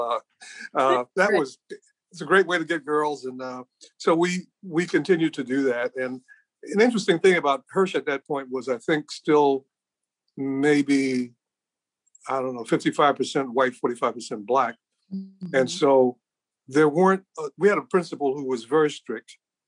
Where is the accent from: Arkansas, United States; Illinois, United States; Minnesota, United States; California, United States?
Illinois, United States; Chicago; also born or lived in Brooklyn, New York; I was born in Brooklyn. My mother was a single parent at the time, and she worked in Washington, D.C., and then she came to work in Chicago, and she loved this city.